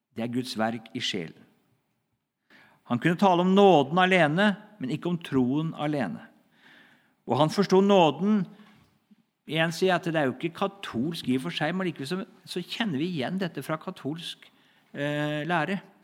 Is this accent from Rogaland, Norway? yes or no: no; Hedrum, Vestfold, Norway; Hedrum, da, som var mitt, liksom, der jeg kommer fra.